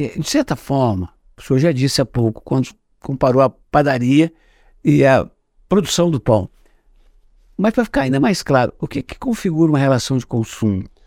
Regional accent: Minas Gerais, Brazil; eu como sou mineiro e sou de outra geração

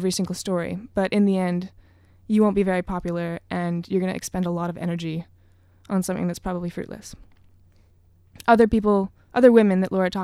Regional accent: Vancouver, British Columbia, Canada; now in Victoria, Canada; growing up in Vancouver where there's not a lot of jazz

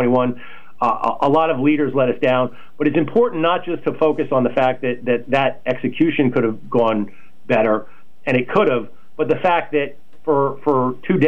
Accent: New York City, New York, United States; moved away as an adult; now in North Carolina, United States; a gaping micro war zone in my hometown

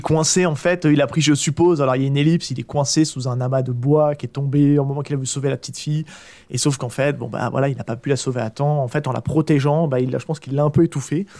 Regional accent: Charente-Maritime, Nouvelle-Aquitaine, France; moved away; mon retour sur, le, sur ma région natale, qui est la Charente-Maritime

